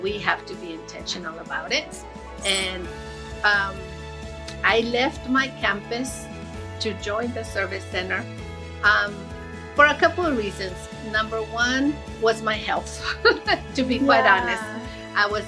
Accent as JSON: {"language": "English", "town": "Ciudad Juárez", "region": "Chihuahua", "country": "Mexico", "tie": "born or raised there", "moved": "yes", "lives_now": "El Paso, United States", "said": "I grew up in Juarez and my mom was very, very involved in school. And then we moved to this country"}